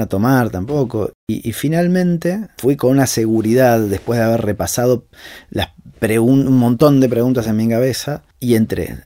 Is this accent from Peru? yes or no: no; Argentina